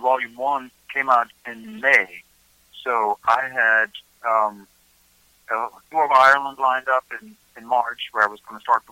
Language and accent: English; Germany; born or raised there; moved away as an adult; now in Nashville, United States